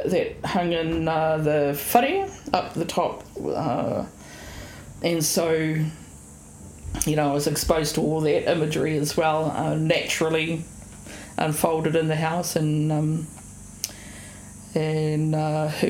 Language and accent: English; Otorohanga, Waikato, New Zealand; I was born and raised in Otorohanga with my grandparents and my mother in this house